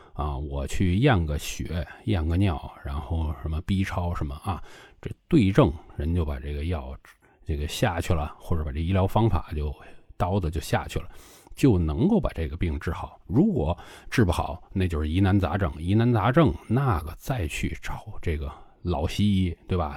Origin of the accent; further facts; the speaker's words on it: China; 因为我是中国人